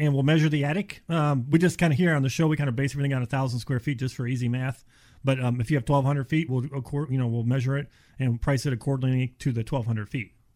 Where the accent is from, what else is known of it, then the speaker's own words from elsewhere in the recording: Cleveland, Ohio, United States; now in Florida, United States; I'm from Ohio, Cleveland area. Moved, oh my gosh, thirty-five years ago